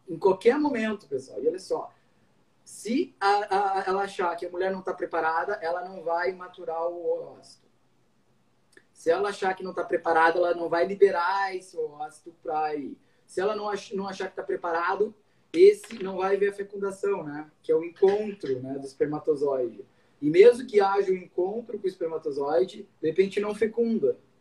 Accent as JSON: {"language": "Portuguese", "town": "Cruz Alta", "region": "Rio Grande do Sul", "country": "Brazil", "also_born_or_lived": "Santa Maria", "moved": "as an adult", "lives_now": "Porto Alegre, Brazil", "said": "Eu sou de Cruz Alta, do interior, fiz minha faculdade na Universidade Federal de Santa Maria"}